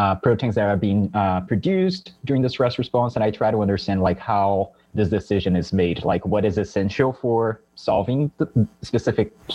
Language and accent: English; São Paulo, Brazil; English is a second language; moved away as an adult; now in Stanford, United States; I was born and raised in Brazil, in São Paulo specifically